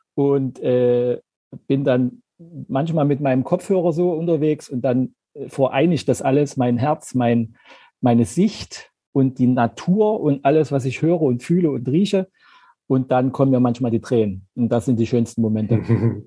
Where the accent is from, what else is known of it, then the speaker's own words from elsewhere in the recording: Zeitz, Saxony-Anhalt, Germany; now in Leipzig, Germany; Ich komme ursprünglich aus Zeitz.